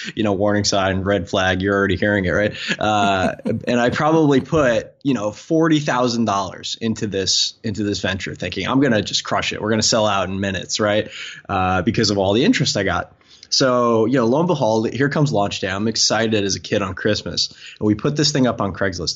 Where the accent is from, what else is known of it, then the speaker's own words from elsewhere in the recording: Long Island, New York, United States; growing up on Long Island